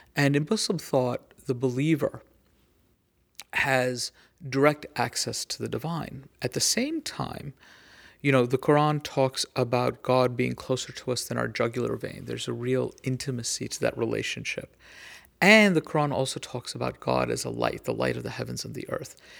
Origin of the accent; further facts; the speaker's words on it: United States; as an American